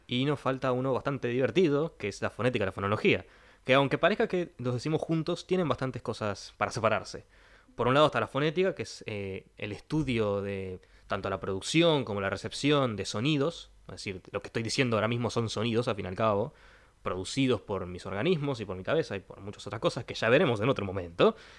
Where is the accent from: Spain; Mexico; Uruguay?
Uruguay; Trinidad, Flores; moved away; yo soy del interior, vengo de la ciudad de Trinidad